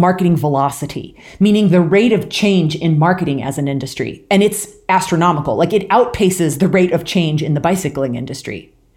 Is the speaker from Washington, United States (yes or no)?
yes; rural Washington State, United States; moved away as an adult; also born or lived in Louisiana / Midwest; now in Boulder, United States; I grew up in, uh, rural Washington State, so born and raised in the P N